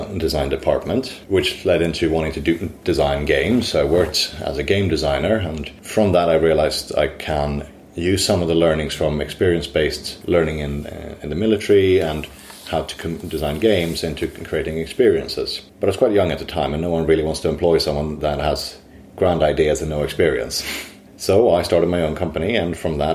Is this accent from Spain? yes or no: no; Sweden; now in London, United Kingdom; I'm originally from Sweden. Today I work for Digitas in London